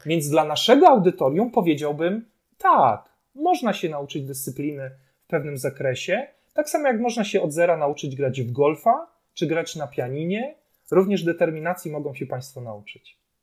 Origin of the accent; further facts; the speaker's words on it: Poland; Urodziliśmy się akurat tutaj, w tym kraju.